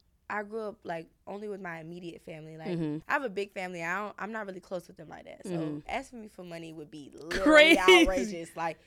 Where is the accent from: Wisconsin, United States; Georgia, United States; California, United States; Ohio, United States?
California, United States; Yes, and also I grew up in California too.